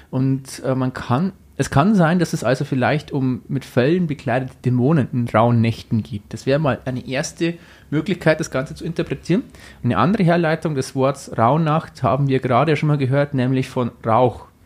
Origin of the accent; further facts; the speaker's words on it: Amberg, Bavaria, Germany; ich komme aus Amberg und da gibt es sowas gar nicht so wirklich.